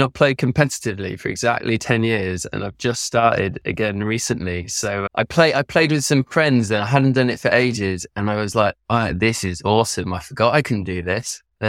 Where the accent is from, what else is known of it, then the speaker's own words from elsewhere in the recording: France; On the side, I grew up in France. My parents bought a derelict barn that they turned into a holiday center.